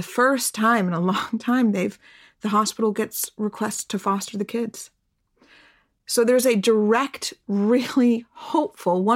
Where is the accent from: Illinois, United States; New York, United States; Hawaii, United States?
New York, United States; as a New Yorker